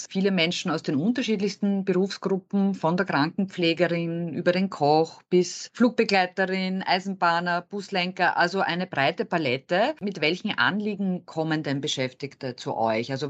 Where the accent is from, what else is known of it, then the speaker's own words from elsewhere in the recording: Vienna, Austria; ich als Wienerin komme auch gerne nach